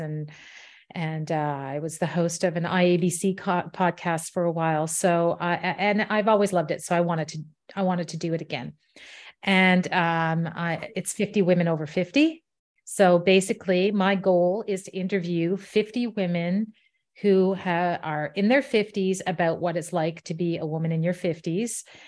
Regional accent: Ottawa, Ontario, Canada; moved away as an adult; also born or lived in England / Washington, D.C.; came back to Ottawa, my hometown, about ten years ago

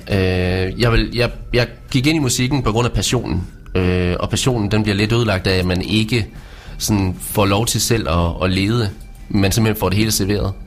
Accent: Vesthimmerland, North Denmark Region, Denmark; also born or lived in Års; jeg er jo fra Vesthimmerland, øh, og flyttede så til Års

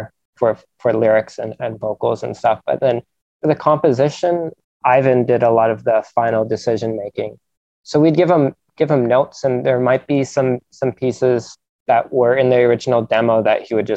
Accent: Vancouver, British Columbia, Canada; growing up in Vancouver

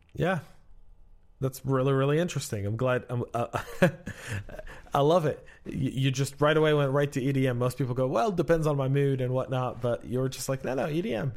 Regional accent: Georgia, United States; we're both from Georgia

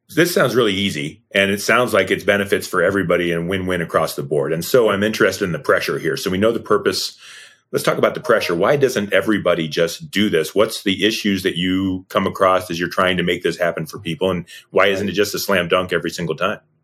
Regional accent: Leroy, Ohio, United States; Sean and I grew up in Painesville, Ohio, a little town called Leroy, Ohio

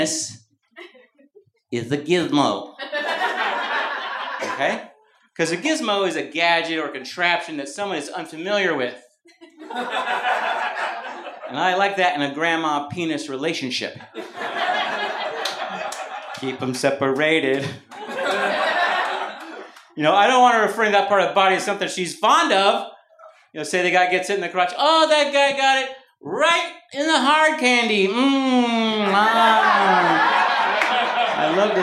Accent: Mountain View, California, United States; moved away; also born or lived in Brooklyn, New York; When I was growing up in Mountain View, I was the only … in Mountain View, California, Bay Area. I moved to Brooklyn

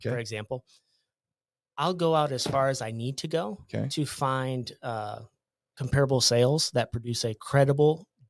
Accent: Iowa, United States; I'm from Iowa, uh-huh.

